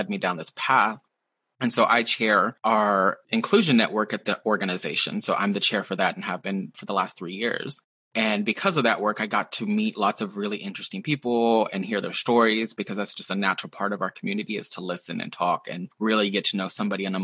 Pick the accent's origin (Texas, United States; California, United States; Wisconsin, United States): Texas, United States; moved away as an adult; also born or lived in Seattle area, Washington; now in Seattle, United States; Growing up in Texas, there's a lot of people who look like me, a lot of people who have similar stories as me